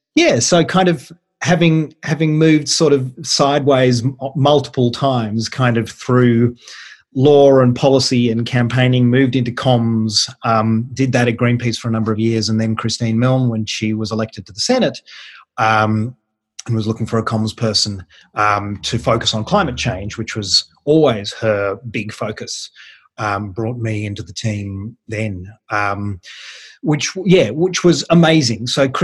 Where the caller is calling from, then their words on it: Canberra, Australian Capital Territory, Australia; I'm joining you from Canberra